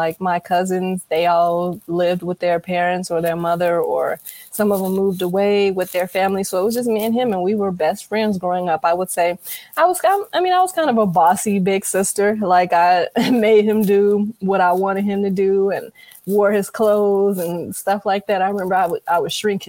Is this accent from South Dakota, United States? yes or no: no; Gary, Indiana, United States; Well, initially growing up in Gary, we lived in, I started in Tarrytown.